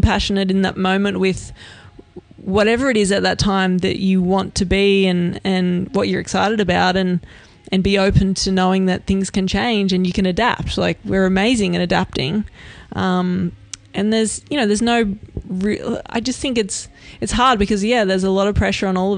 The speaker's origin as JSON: {"language": "English", "country": "Australia", "said": "I'm Australian"}